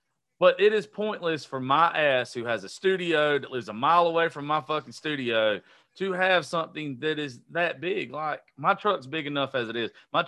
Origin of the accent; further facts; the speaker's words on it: Georgia, United States; I'm from Georgia, bro.